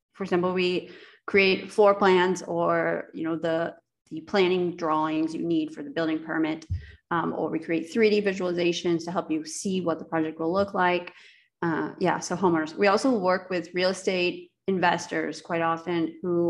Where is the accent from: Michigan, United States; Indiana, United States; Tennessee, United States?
Indiana, United States; moved away as an adult; now in Latvia; I grew up in Indiana my whole life, and I went to school at Notre Dame in South Bend, Indiana.